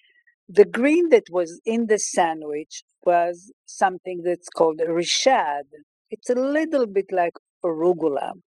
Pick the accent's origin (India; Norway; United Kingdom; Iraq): Iraq; Kirkuk, Kirkuk Governorate; now in United States; I was born in Iraq in the city of Kirkuk. … I have been living in the United States for the past 35 years